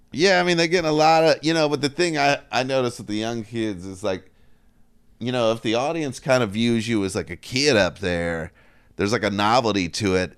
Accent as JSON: {"language": "English", "region": "Northern Kentucky", "country": "United States", "tie": "born or raised there", "said": "I'm from Kentucky, right, right across from, uh, Cincinnati. So I grew up right on the border of the South and the Midwest."}